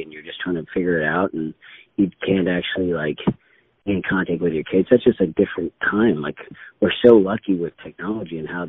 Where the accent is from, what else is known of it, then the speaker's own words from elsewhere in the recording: Vancouver, British Columbia, Canada; also born or lived in Dublin, Ireland; I was born in Dublin, Ireland, and my sister and I. I was six. My sister would have been eight, and we emigrated with my mom and dad. We came over to Vancouver, Canada